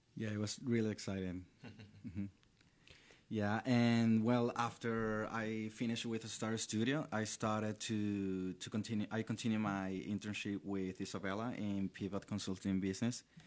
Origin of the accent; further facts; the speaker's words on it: Valencia, Carabobo, Venezuela; English is a second language; moved away as an adult; now in Orlando, United States; I was born and raised in Valencia. It's a city located, la, eh, two hours from the capital, which is Caracas